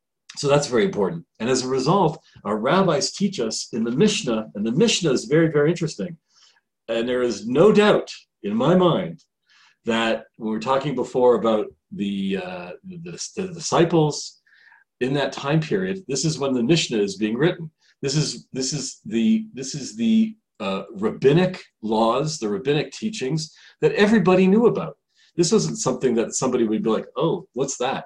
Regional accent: Canada; now in Israel; I'm from Canada originally

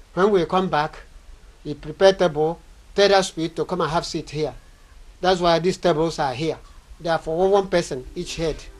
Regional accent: Abia, Nigeria; from Abambato Autonomous Community in Abia State of Nigeria.

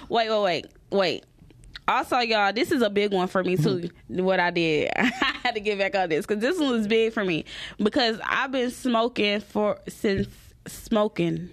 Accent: the South, United States; I'm from the South

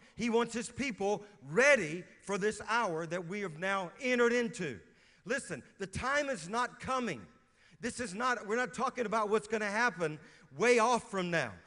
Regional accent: Louisiana, United States; moved away as an adult; also born or lived in West Virginia; now in Moravian Falls, United States; I'm from Louisiana

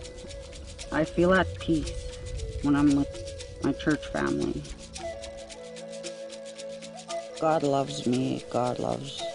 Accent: Maskwacis, Alberta, Canada; I'm from Wascuches, Alberta

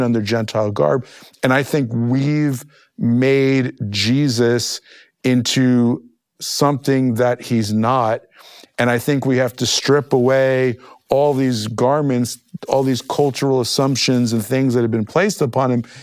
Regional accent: New Jersey, United States; I grew up in the Holy Land, New Jersey

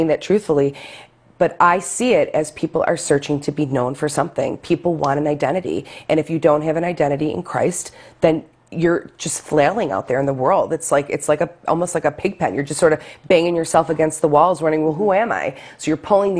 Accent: Lackawanna, New York, United States; the church I grew up with in Lackawanna, Our Lady of Victory Basilica

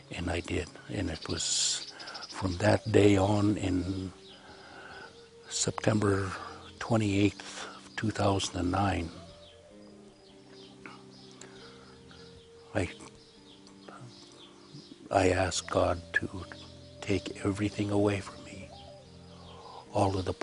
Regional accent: Kelowna, British Columbia, Canada; also born or lived in Oroville, Washington; I'm from the West Bank First Nation reservation. And I was born in Kelowna, British Columbia, Canada

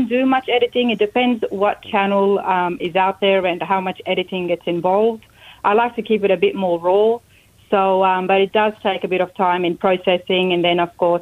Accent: Sydney, New South Wales, Australia; moved away as an adult; now in United States; Trains and buses everywhere, especially where I grew up in Sydney

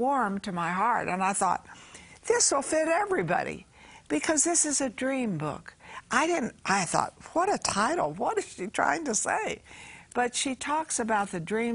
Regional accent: Texas, United States; I was born in Texas

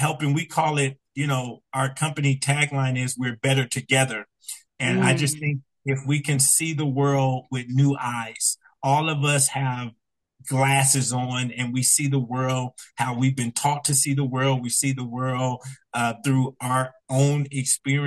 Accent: Compton, California, United States; I'm originally from Compton, California. If your audience is familiar with Compton, when I was growing up there

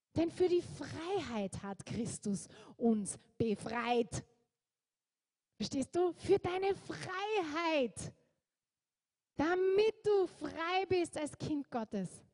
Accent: Austria

